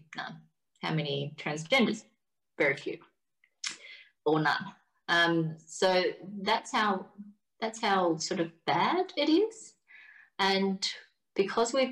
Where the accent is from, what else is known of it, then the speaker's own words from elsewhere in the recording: Australia; I should be proud about not just being Australian, but I should be goddamn proud about being Vietnamese too